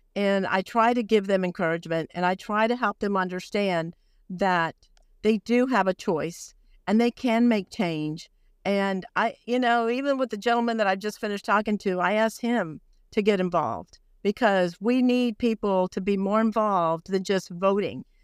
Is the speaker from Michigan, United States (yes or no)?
no; Brownsville, Texas, United States; I was born on the border. I was born in Brownsville, Texas